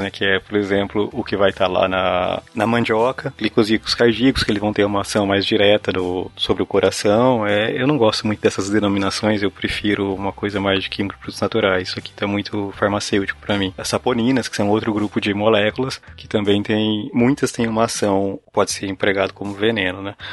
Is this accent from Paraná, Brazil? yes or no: yes; Paraná, Brazil; eu sou do Paraná, tá?